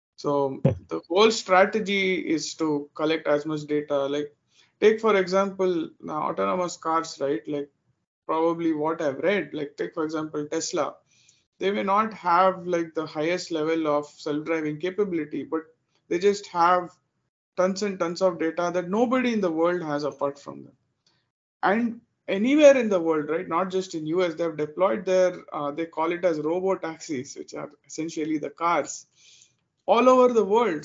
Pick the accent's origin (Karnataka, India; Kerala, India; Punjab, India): Karnataka, India; Bangalore; moved away as an adult; now in Dallas, United States; I'm originally from India. I was born and raised in uh, Bangalore in India